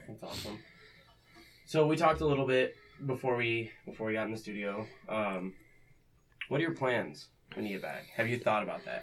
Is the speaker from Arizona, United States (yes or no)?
yes; Arizona, United States; now in Fremont, United States; growing up in Arizona